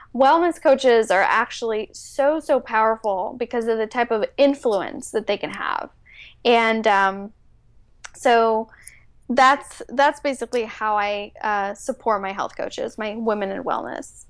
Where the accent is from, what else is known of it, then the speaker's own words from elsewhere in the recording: Bay Area, California, United States; first language Spanish; English is a second language; moved away as an adult; also born or lived in Mexico City, Mexico; now in San Diego, United States; I basically grew up in the Bay Area